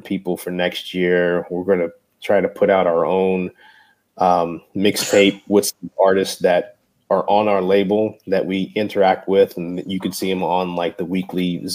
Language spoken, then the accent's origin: English; Frankfort, Kentucky, United States; moved away as an adult; also born or lived in Lexington, Kentucky; now in San Antonio, United States; I'm from Lexington. I grew up in Frankfurt